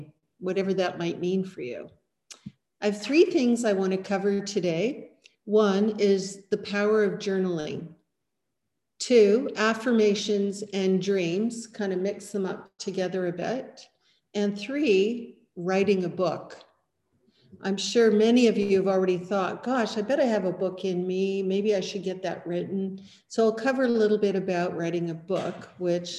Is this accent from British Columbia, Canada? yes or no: yes; Rutland, British Columbia, Canada; also born or lived in Peachland / Edmonton / Cabo San Lucas; I grew up partly in Rutland